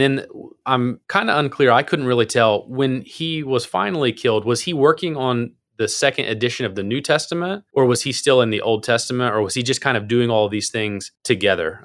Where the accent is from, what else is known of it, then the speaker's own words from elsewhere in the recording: Appalachia, United States; I'm from Appalachia, so I have my own kind of English